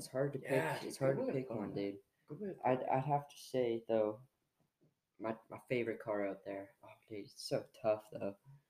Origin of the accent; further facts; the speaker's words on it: Canada; I'm French Canadian.